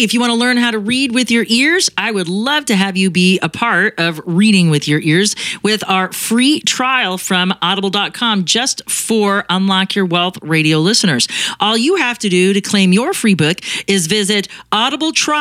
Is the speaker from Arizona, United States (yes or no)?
yes; Arizona, United States